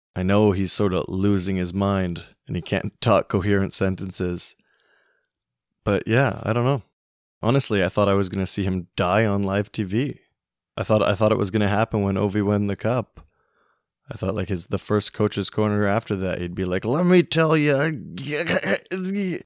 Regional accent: Canada; growing up in Canada, every Saturday is hockey night.

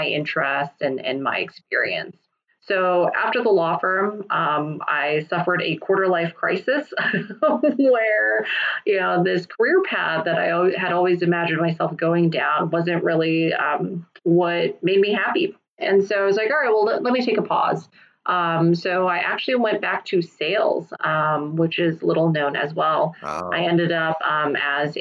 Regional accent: Kansas, United States; I'm first generation Taiwanese. So when my parents came over in the late 70s, I was born here. I was born in Kansas

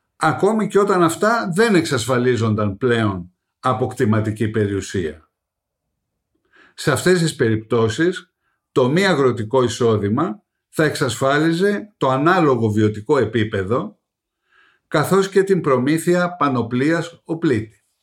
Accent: Greece; καμαρώνουμε ως Έλληνες

